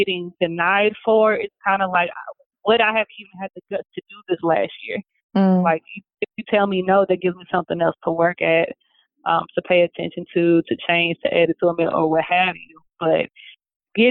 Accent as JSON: {"language": "English", "town": "St. Louis", "region": "Missouri", "country": "United States", "tie": "born or raised there", "said": "They were all in my hometown"}